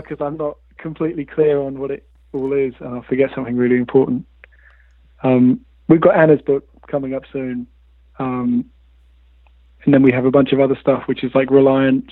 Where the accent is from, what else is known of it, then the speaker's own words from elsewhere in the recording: Bristol, South West England, United Kingdom; grew up in Bristol